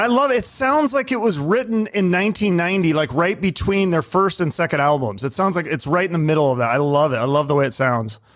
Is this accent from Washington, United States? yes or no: yes; Seattle, Washington, United States; I grew up in Seattle in the '90s